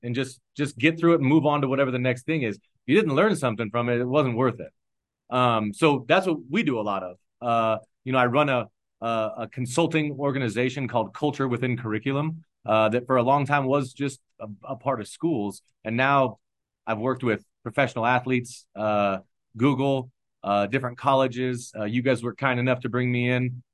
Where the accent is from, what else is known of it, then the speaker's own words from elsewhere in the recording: Omaha, Nebraska, United States; moved away as an adult; also born or lived in East Palo Alto, California; now in Denver, United States; I'm a six eight white guy born and raised in Omaha, Nebraska